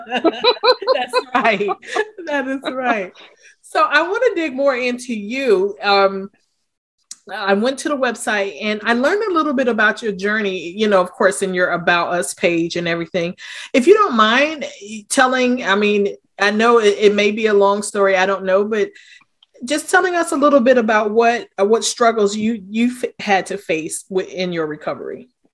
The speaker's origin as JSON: {"language": "English", "town": "Wilmington", "region": "Delaware", "country": "United States", "said": "I'm from Wilmington, Delaware"}